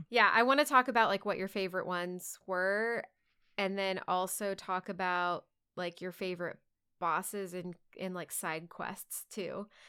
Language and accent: English; Texas, United States; as a Texan